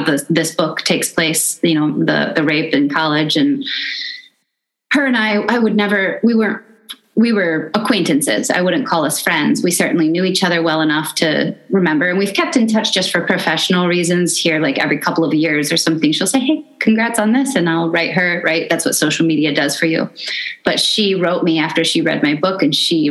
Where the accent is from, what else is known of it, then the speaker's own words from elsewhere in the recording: Midwest, United States; I grew up in the Midwest